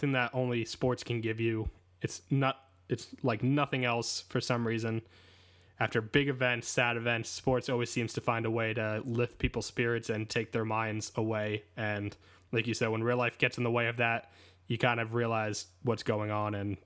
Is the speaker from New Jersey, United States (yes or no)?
yes; New Jersey, United States; I grew up in New Jersey